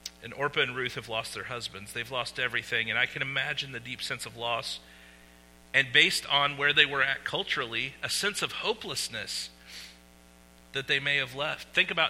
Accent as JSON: {"language": "English", "town": "Winterset", "region": "Iowa", "country": "United States", "tie": "born or raised there", "moved": "yes", "said": "I grew up in Winterset, Iowa"}